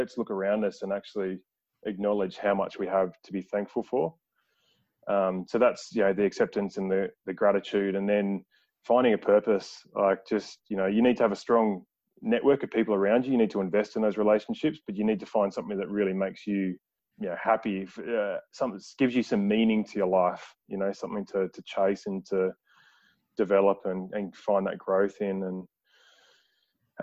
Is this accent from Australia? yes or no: yes; Adelaide, South Australia, Australia; in Adelaide, so in my hometown.